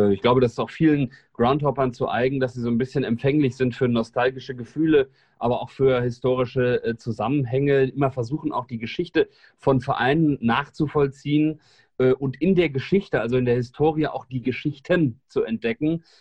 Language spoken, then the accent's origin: German; Hildesheim, Lower Saxony, Germany; now in Frankfurt, Germany; Ich bin äh, gebür gebürtiger Hildesheimer, also aus der Hannoveraner Region und ähm, bin so groß geworden